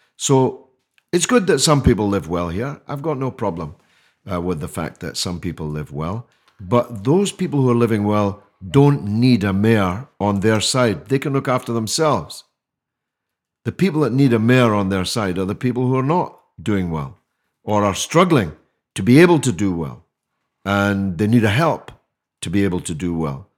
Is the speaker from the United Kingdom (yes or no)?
yes; Scotland, United Kingdom; now in London, United Kingdom; I speak as a Scotsman